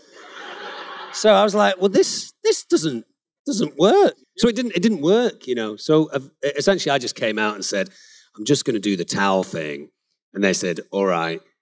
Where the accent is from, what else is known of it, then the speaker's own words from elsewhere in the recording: England, United Kingdom; I'm English